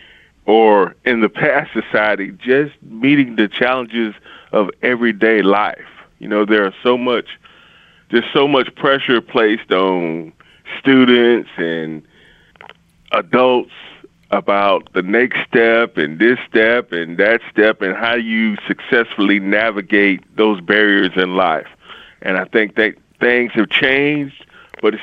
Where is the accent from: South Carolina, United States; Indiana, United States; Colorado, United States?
South Carolina, United States; Marion; I grew up in Marion, South Carolina, which is, of course, like Robin just described, the PD